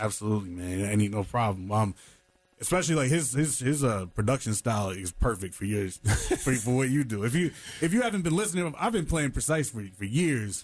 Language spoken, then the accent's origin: English; New York City, New York, United States; now in North Carolina, United States; New York City, my hometown